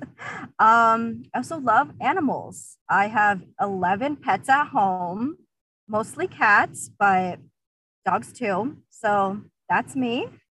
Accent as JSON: {"language": "English", "country": "Uzbekistan", "moved": "yes", "lives_now": "South Florida, United States", "said": "I'm originally from Uzbekistan"}